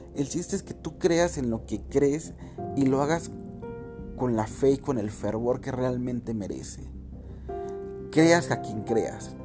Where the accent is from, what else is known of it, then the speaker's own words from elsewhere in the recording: Mexico; nosotros como mexicanos